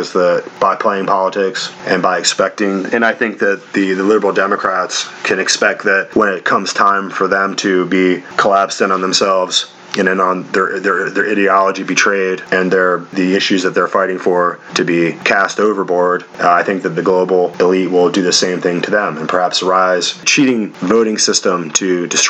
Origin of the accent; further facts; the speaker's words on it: United States; as the American people